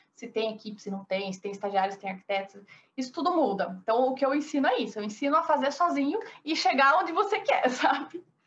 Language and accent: Portuguese; interior of Paraná, Brazil; accent: interior; moved away as an adult; also born or lived in Curitiba; now in São Paulo, Brazil; Moro em São Paulo, mas eu sou do interior do Paraná.